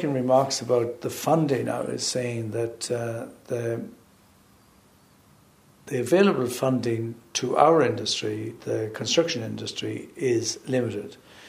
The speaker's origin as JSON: {"language": "English", "country": "Ireland", "said": "We have to understand, as Irish people, that the UK has been our shelter for a long time across many aspects."}